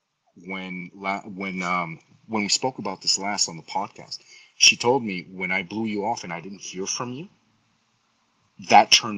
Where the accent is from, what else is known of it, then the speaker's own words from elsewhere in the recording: Colombia; moved away; I'm Latino. I'm originally from Colombia